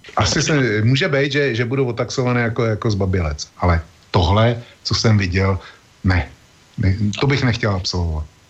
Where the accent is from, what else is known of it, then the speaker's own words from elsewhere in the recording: Czechia; u nás v Čechách